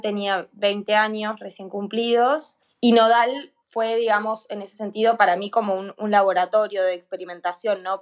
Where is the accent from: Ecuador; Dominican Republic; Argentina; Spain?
Argentina; en mi país